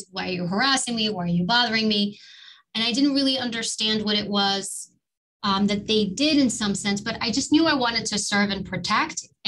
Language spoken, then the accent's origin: English; New York City, New York, United States; I grew up in New York and we lived in actually in, Harlem. I was born in Harlem and immigrant family